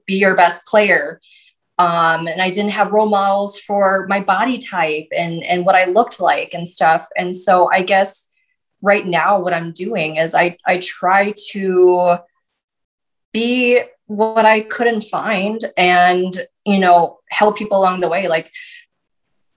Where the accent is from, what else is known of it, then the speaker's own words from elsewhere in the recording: North Dakota, United States; I'm from North Dakota. We dress a certain way